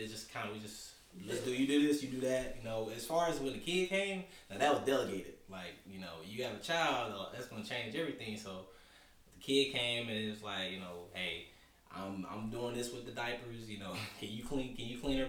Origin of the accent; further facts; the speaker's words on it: Lumberton, North Carolina, United States; moved away as an adult; also born or lived in Greensboro, North Carolina; I'm from Lumberton, L-Town, represent.